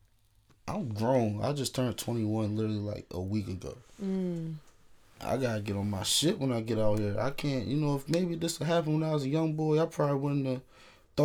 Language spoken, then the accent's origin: English; Delaware, United States; also born or lived in Newark, Delaware; I'm from Delaware